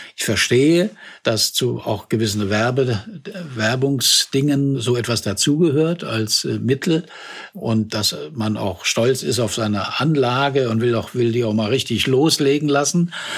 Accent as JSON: {"language": "German", "country": "Germany", "said": "vielleicht sind wir Deutsche"}